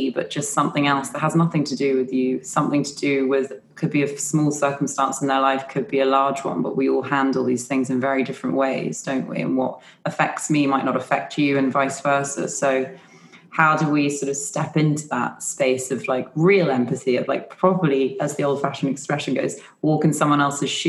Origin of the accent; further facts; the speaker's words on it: Yorkshire and the Humber, United Kingdom; I'm from Yorkshire. My family are.